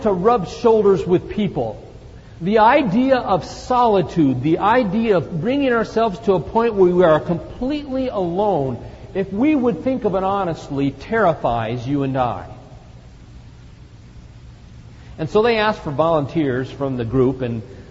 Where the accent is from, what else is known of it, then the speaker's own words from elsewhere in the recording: Phoenix, Arizona, United States; I come from Phoenix, Arizona. I come from the desert.